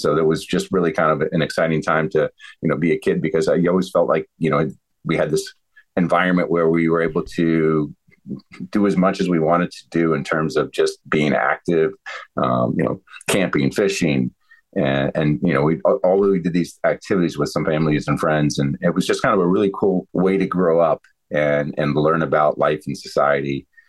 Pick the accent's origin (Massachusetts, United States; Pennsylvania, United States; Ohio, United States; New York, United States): Ohio, United States; also born or lived in Northern Virginia; But when we moved from Ohio to the DC area, Northern Virginia, my dad worked over at the Pentagon.